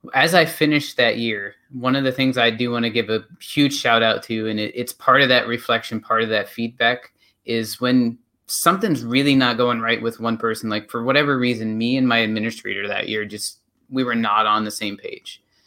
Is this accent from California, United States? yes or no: no; North Central Pennsylvania, United States; moved away as an adult; I am originally from North Central Pennsylvania